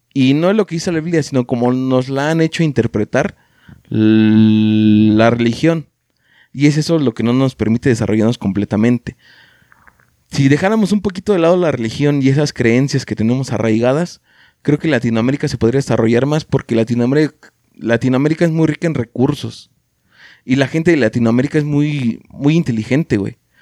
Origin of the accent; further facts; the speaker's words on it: Mexico; la cultura que tenemos como mexicanos